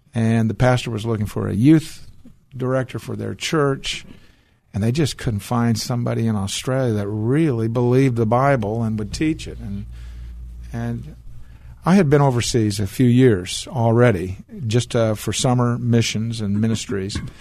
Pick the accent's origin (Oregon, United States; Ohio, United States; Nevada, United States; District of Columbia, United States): Oregon, United States; Portland; now in Texas, United States; I was born in Portland, Oregon